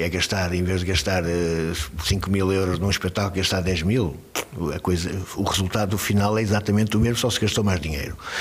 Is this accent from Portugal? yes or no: yes; Braga, Norte, Portugal; accent: bracarense; moved away as an adult; also born or lived in Lisbon / Paris; now in Braga, Portugal; Eu, se não fosse de Braga